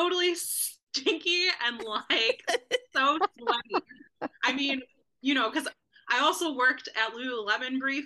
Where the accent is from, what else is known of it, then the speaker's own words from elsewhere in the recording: Cleveland, Ohio, United States; I grew up in Cleveland